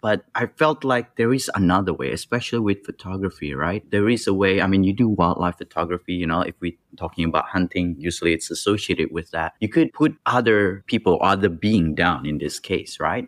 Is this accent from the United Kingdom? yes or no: no; Indonesia; I grew up in Indonesia where, you know, things are rough